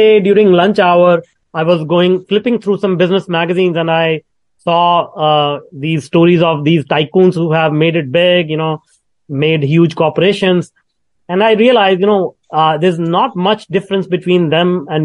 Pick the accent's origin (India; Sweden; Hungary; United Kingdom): India; moved away; I was born in India in a very, very small town